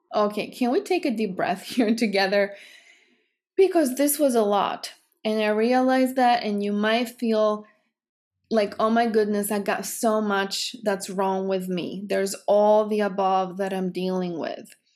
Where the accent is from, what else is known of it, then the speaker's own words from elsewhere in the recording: Greece; English is a second language; moved away; I'm from Greece, because I talk this way, because I have an accent